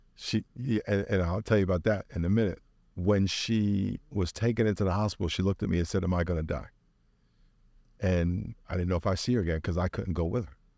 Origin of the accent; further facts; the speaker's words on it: Long Island, New York, United States; moved away as an adult; now in San Diego, United States; I grew up in New York.